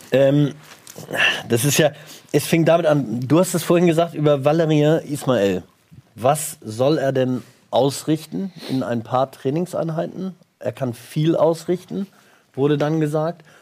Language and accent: German; Hamburg, Germany; Ich bin Hamburger.